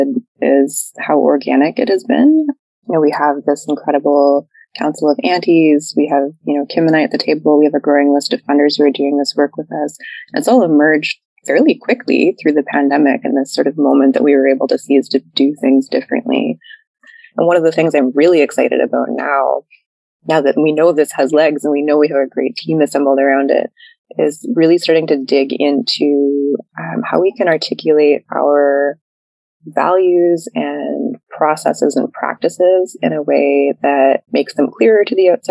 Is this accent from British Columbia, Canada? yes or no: yes; Heiltsuk territory, outer central coast of British Columbia, Canada; I've grown up on my territory, in my community, in my mother's community